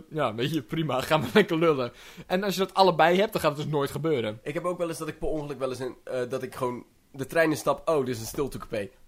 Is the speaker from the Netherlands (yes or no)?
yes; Netherlands; Ik ben een trotse Nederlander en ik wil apartheid in de trein.